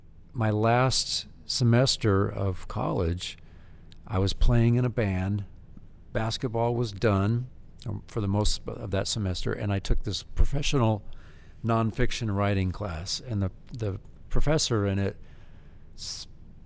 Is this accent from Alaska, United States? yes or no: yes; Fairbanks, Alaska, United States; moved away; also born or lived in Hermosa Beach, California; I come from Fairbanks, Alaska, and my father was a DJ when I was a kid